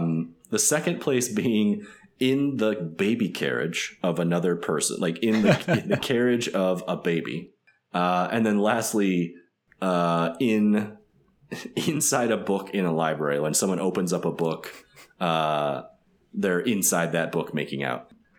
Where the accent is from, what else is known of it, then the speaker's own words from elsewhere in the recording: Midwest, United States; I'm from the Midwest, so I would probably just, like, passively walk away and would not ask them to stop.